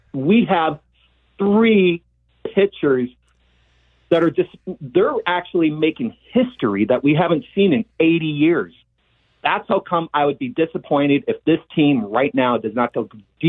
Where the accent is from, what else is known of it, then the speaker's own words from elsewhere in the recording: Seattle, Washington, United States; I'm from Seattle.